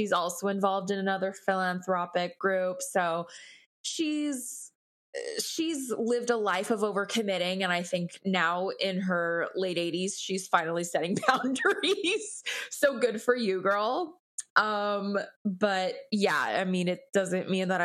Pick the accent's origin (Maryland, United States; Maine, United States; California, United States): California, United States; Los Angeles; I'm born and raised in Los Angeles